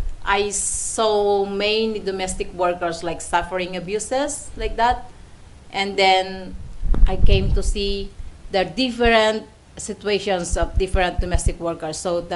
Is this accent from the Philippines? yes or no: yes; Philippines; English is a second language; moved away as an adult; also born or lived in Singapore / Macau; now in Hong Kong; Yeah, I'm already working here in Hong Kong for almost a decade, mm-hmm. and I came from the Philippines, and my job here is domestic worker.